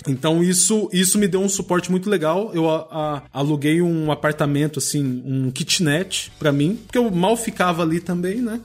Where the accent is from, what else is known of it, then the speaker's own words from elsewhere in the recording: Barretos, São Paulo, Brazil; moved away as an adult; also born or lived in Lisbon, Portugal; now in Azores, Portugal; Eu sou do interior de São Paulo, sou de Barretos